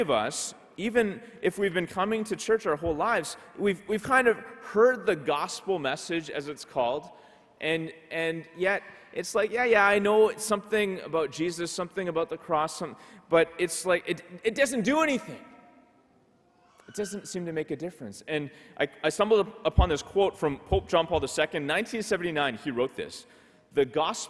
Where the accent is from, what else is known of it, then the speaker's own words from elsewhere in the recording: Ottawa, Ontario, Canada; I grew up in Ottawa, so I've seen snow my whole life.